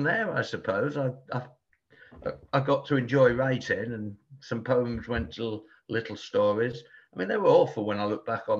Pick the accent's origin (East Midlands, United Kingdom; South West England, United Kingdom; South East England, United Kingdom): South East England, United Kingdom; Portsmouth; born there; also born or lived in Bristol / London; I was born down in Portsmouth on the south coast, and migrated north via like Bristol and other places, London, Bristol, and eventually I found myself here.